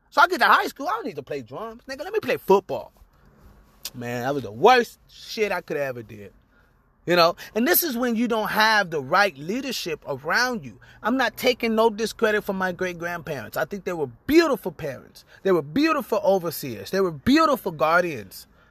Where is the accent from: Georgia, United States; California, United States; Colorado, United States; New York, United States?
California, United States; Lynwood; I was born in Linwood, California